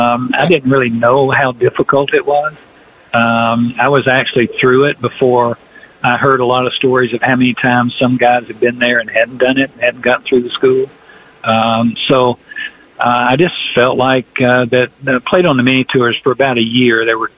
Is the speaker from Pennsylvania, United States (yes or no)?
no; Atlanta, Georgia, United States; it was at my hometown. It was in Atlanta.